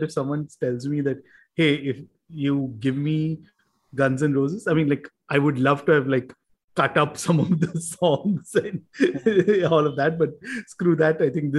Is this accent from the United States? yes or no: no; India; we are Indian